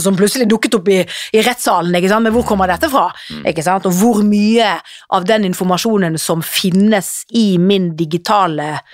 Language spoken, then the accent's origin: Norwegian; Norway; vi her hjemme i Norge